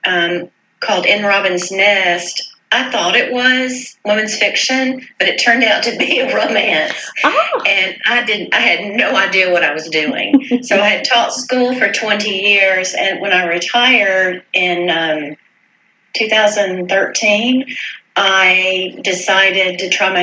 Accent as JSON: {"language": "English", "town": "Greenville", "region": "South Carolina", "country": "United States", "tie": "born or raised there", "also_born_or_lived": "Virginia", "moved": "yes", "said": "my hometown of Greenville, South Carolina"}